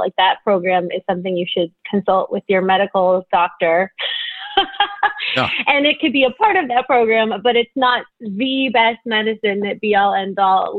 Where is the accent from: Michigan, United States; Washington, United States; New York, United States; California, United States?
California, United States; Los Angeles; I'm from Los Angeles, born and raised in the San Fernando Valley.